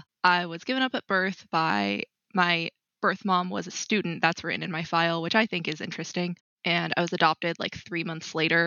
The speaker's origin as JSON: {"language": "English", "town": "Rensselaer", "region": "Indiana", "country": "United States", "tie": "born or raised there", "also_born_or_lived": "South Korea", "moved": "yes", "said": "from Detroit to where we lived in Rensselaer"}